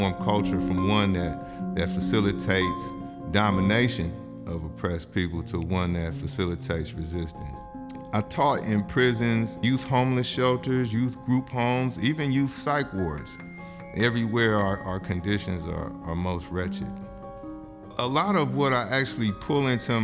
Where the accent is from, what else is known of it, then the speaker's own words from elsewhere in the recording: San Francisco, California, United States; born and raised in San Francisco